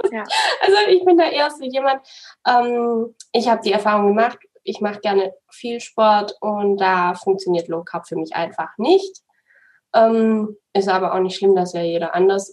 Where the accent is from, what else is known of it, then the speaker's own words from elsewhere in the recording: Swabia, Baden-Württemberg, Germany; now in Munich, Germany; Ich komme aus dem Schwabenland, deswegen ist es dann schon relativ nah zu meinen zu meiner Familie